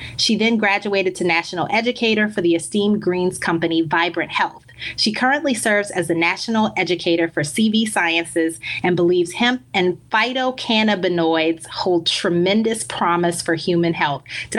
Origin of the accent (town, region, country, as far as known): New Orleans, Louisiana, United States; born or raised there; moved away as an adult; also born or lived in Baltimore / Chicago / Dallas; now in Miami, United States